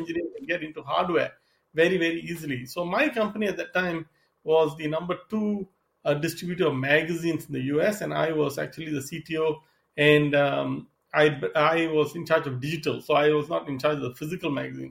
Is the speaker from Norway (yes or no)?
no; Singapore; moved away as an adult; also born or lived in Seattle / East Coast, United States; now in Southern California, United States; I'm originally from Singapore. I came to the US to study